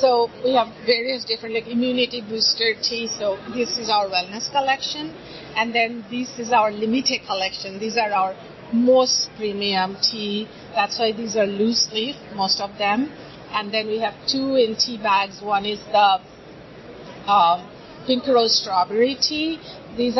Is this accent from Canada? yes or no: no; India; moved away; I come from a tea drinking family growing up in India